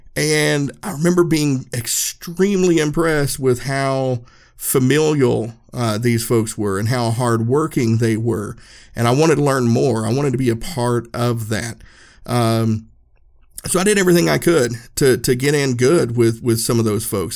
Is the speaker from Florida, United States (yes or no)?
no; Erwin, Tennessee, United States; I grew up in a small town, Irwin, Uh, in Unicoi County, we're right up in the tip of Northeast Tennessee.